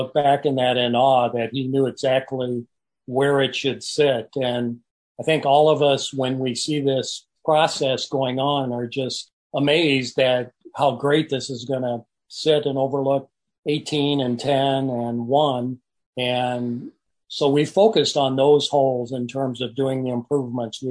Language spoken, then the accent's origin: English; Bettendorf, Iowa, United States; I've worked for the city of Bettendorf, which happens to be my hometown where I graduated from high school